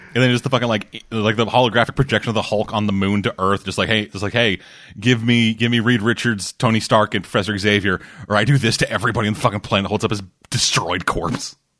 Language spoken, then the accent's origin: English; Canada; I'm Canadian